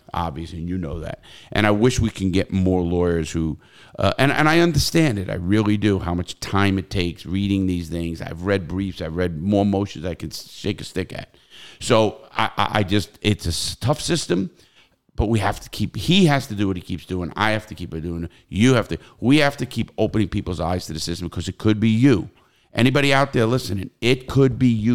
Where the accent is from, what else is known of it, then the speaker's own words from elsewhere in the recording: New York City, New York, United States; now in Florida, United States; I come from New York City, the Bronx and Brooklyn